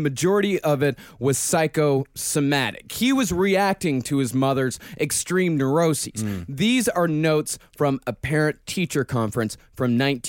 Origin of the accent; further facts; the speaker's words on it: Rochester, Texas, United States; same name as my hometown, Rochester, Texas.